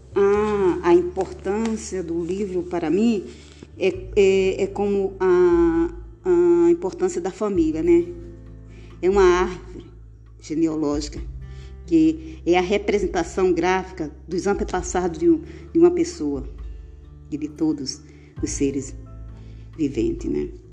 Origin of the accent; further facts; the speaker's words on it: Macau, Rio Grande do Norte, Brazil; also born or lived in Guamaré, Rio Grande do Norte; onde eu nasci, em Guamaré, Rio Grande do Norte, e depois, é, até os oito anos, aí fomos morar em Macau, Rio Grande do Norte